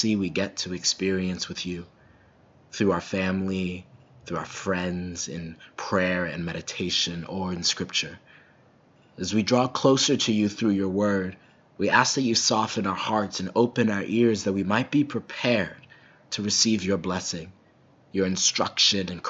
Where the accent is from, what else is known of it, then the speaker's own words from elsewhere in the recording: Minnesota, United States; as a Minnesotan